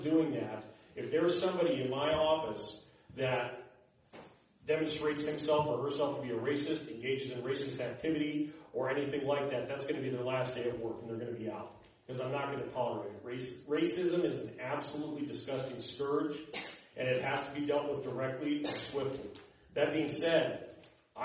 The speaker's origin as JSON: {"language": "English", "town": "Greeley", "region": "Colorado", "country": "United States", "tie": "born or raised there", "said": "I'm a third-generation Colorado native. I was born and raised in Greeley"}